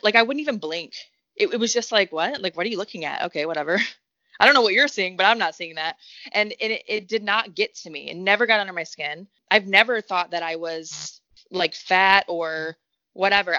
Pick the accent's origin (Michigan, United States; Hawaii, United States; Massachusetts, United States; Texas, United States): Michigan, United States; Detroit; I'm from the Metro Detroit area, so like growing up having a booty was a good thing